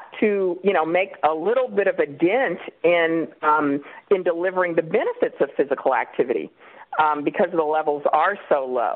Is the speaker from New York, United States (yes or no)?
no; Kansas City, Kansas, United States; moved away as an adult; also born or lived in Illinois / North Carolina / Richmond, Virginia; now in California, United States; I'm from Kansas City, Kansas, originally